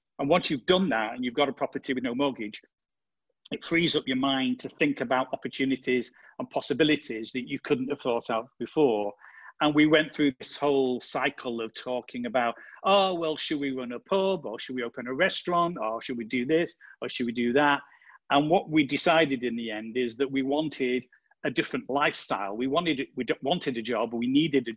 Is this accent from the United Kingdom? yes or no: yes; United Kingdom; moved away as an adult; also born or lived in London, United Kingdom; now in Marche, Italy; I'm British. We used to live in the UK, in London.